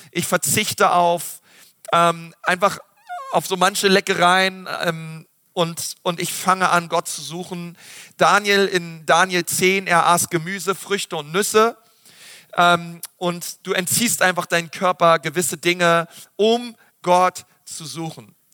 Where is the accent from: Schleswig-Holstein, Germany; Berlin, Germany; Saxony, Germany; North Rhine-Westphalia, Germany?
Berlin, Germany; Ich weiß noch früher ähm, als Schüler, bei uns in Berlin, da gab es immer so ein Freibad